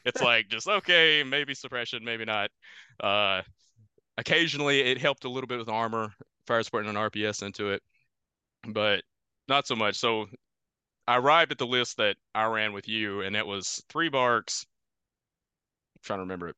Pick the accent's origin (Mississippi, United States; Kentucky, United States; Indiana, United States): Kentucky, United States; moved away as an adult; also born or lived in Louisville, Kentucky; now in New York, United States; I'm originally from Kentucky.